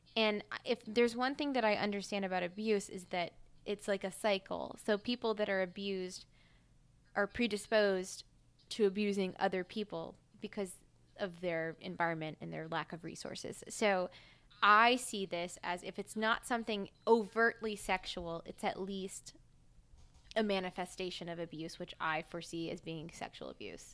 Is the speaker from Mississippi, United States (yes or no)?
yes; Mississippi, United States; now in Philadelphia, United States; I'm from Mississippi